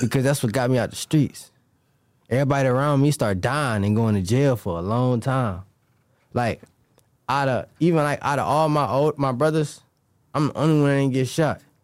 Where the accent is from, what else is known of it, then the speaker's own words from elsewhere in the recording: Cleveland, Ohio, United States; I'm from Cleveland, Ohio